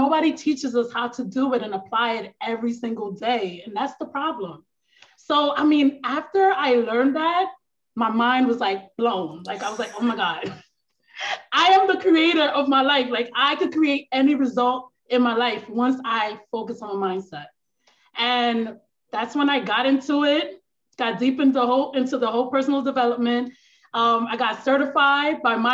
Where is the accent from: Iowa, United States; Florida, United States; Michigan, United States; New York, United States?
New York, United States; New York City; I'm from New York, the boogie down Bronx.